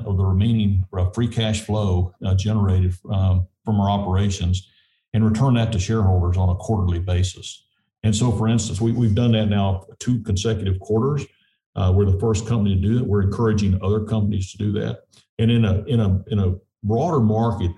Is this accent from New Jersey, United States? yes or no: no; southeast New Mexico, United States; I spent most of my childhood in southeast New Mexico